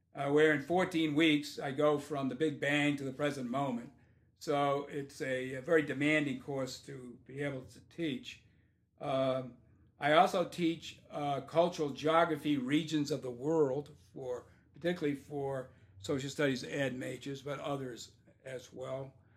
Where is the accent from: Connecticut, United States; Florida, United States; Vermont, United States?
Vermont, United States; now in Indiana, United States; I'm from Vermont.